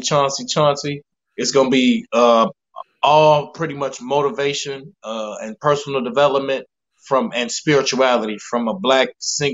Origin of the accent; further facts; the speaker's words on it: Gary, Indiana, United States; moved away as an adult; now in San Diego, United States; I'm from Gary, Indiana. Moved out of San Diego like 7 years ago.